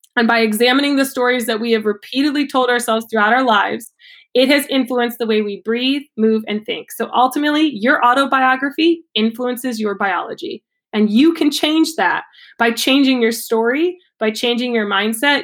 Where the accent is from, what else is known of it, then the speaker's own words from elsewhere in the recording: Ohio, United States; now in Maine, United States; I grew up in Ohio